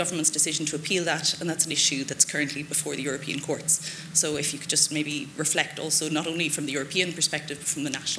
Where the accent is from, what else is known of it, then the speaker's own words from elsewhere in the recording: Ireland; English is a second language; I'm the Irish fiscal attaché, and seeing as we've been mentioned a little bit, I thought it might be worth taking the floor.